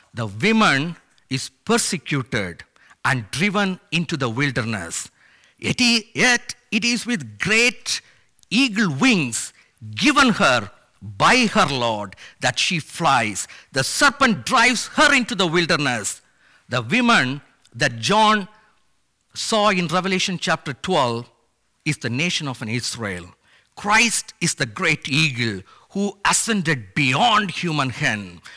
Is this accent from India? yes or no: yes; India; moved away; my parents took me and my sister to show the huge O M ship logos Hope at my home state in India